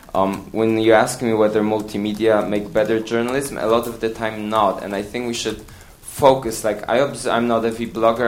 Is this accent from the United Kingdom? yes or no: no; Poland; I'm from Poland